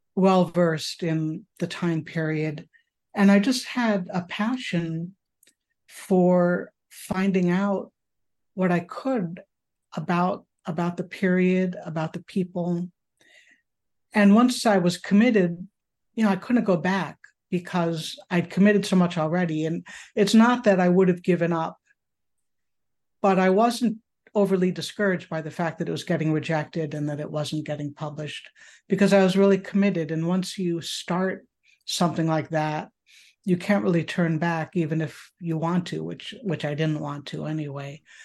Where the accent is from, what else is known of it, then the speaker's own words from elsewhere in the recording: upstate New York, United States; now in Chicago, United States; I was raised in upstate New York, actually, in a more rural area